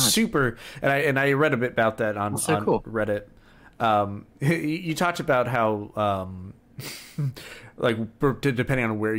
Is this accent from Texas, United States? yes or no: no; Central Florida, United States; accent: Southern; I probably say certain things Southern because I grow up, but I mean, like, I think most of the English we speak in Central Florida is pretty neutral.